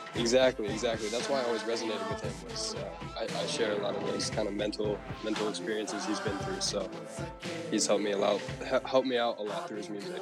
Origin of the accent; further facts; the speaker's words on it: Portland, Oregon, United States; also born or lived in Hawaii; growing up in Portland, we are one of the very few states where uh, we actually don't pump our own gas